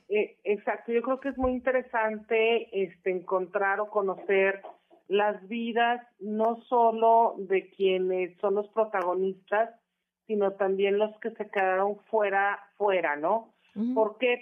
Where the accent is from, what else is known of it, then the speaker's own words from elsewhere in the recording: Monterrey, Nuevo León, Mexico; Monterrey, Nuevo León, que es donde de donde soy originaria